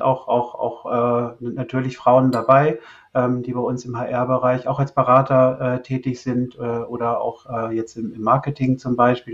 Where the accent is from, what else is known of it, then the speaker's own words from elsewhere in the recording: Northern Germany, Germany; als Kind oder als, als Junge in Norddeutschland aufgewachsen bin